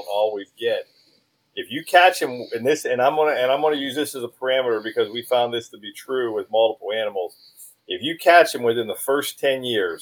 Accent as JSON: {"language": "English", "town": "Pittsburgh", "region": "Pennsylvania", "country": "United States", "moved": "yes", "said": "I'm from there. I'm from Pittsburgh."}